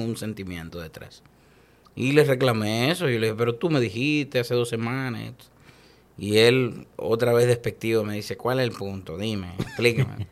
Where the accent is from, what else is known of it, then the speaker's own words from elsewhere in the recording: Dominican Republic; tenemos nosotros el orgullo de como dominicanos decirlo al mundo